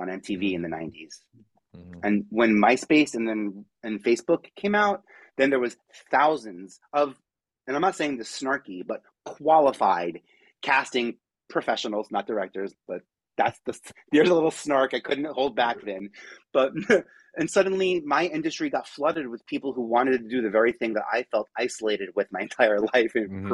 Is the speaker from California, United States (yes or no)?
no; New York City, New York, United States; I'm from Staten Island, so 5,000 people in my high school